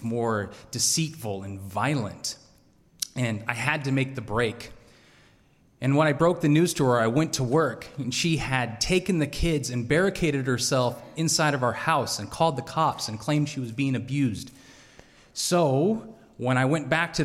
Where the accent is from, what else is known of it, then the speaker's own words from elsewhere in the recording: Salmon, Idaho, United States; also born or lived in Boise, Idaho; I grew up in Salmon, Idaho. Population 3,000.